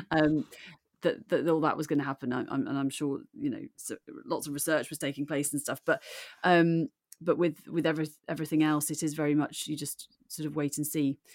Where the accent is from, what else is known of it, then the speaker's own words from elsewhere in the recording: Birmingham, West Midlands, United Kingdom; accent: Brummy; moved away; also born or lived in Aberdeen / Newcastle / Cardiff; I was born in Aberdeen and brought up in Birmingham